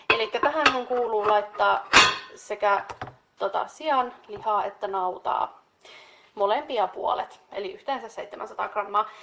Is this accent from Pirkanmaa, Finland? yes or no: no; North Karelia, Finland; meillä Pohjois-Karjalassa